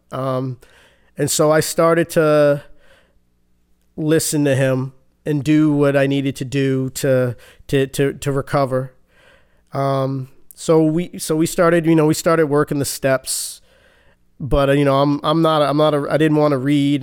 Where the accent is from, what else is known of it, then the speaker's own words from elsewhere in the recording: Boston, Massachusetts, United States; Born and raised Boston, Massachusetts.